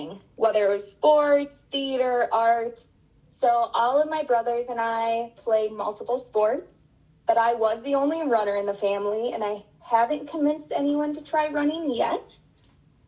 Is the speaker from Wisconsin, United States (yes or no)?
yes; Spring Valley, Wisconsin, United States; moved away; I'm from Spring Valley, Wisconsin originally.